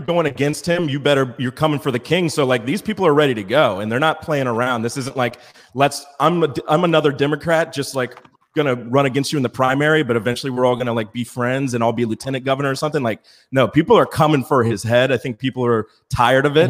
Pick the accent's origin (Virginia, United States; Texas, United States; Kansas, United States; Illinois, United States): Virginia, United States; I'm from Virginia